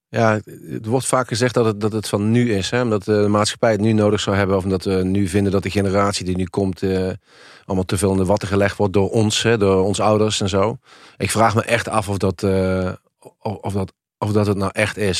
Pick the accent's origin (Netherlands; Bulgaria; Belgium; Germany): Netherlands; Helmond, North Brabant; ik kom uit een, eh, nou, uit een eenvoudig arbeidersgezin uit Helmond, uit de Volkswijk. Eh, ik ben eh, met, met mijn zusje opgegroeid.